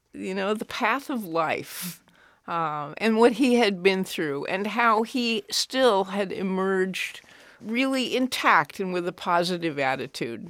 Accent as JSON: {"language": "English", "town": "Cheyenne", "region": "Wyoming", "country": "United States", "tie": "born or raised there", "said": "I grew up in Cheyenne, Wyoming"}